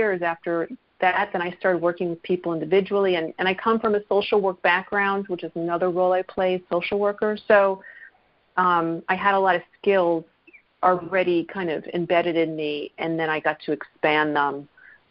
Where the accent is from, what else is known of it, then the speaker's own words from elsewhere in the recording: New Jersey, United States; I am from New Jersey